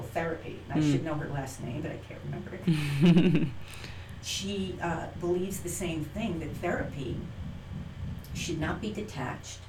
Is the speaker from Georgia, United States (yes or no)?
no; New Hyde Park, New York, United States; also born or lived in Hartford, Connecticut / Bronx, New York; I moved to Long Island, mm-hmm. New Hyde Park, where I was pretty much raised